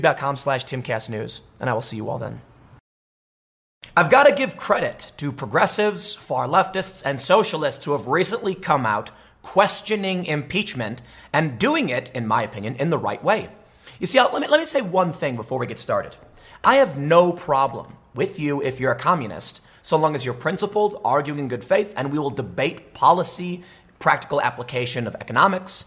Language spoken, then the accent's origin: English; Chicago, Illinois, United States; I'm from Chicago. I've seen senseless violence. I grew up with senseless violence all around me